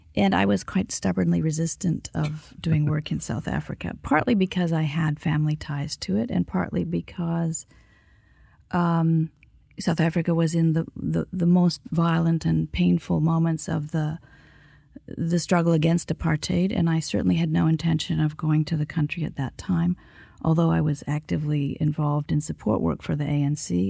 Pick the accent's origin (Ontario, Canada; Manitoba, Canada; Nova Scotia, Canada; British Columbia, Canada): British Columbia, Canada; Kimberley; I grew up next to what was then the world's largest lead and zinc mine in a class divided household